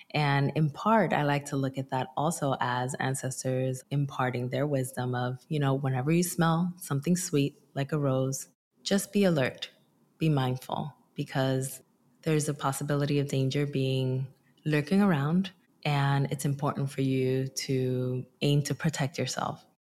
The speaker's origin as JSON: {"language": "English", "town": "Newark", "region": "New Jersey", "country": "United States", "tie": "born or raised there", "also_born_or_lived": "Dominican Republic", "said": "I also immigrated from the Dominican Republic when I was five, and I migrated to my hometown, which is Newark, New Jersey"}